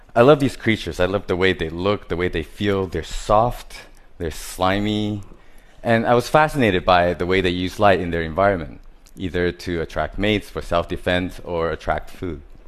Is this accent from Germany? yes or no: no; Taiwan; I was born in Taiwan. I grew up surrounded by different types of hardware stores